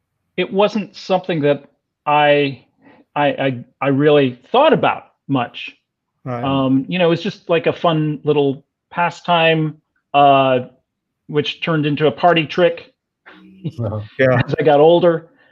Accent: Fort Worth, Texas, United States; accent: Texan; Yeah, I grew up in Fort Worth, Texas, hence the accent. You can hear it when I get sick.

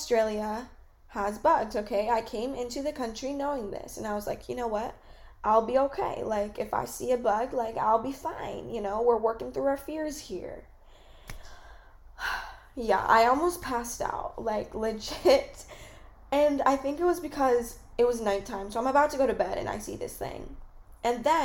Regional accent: California, United States; moved away as an adult; I'm from California

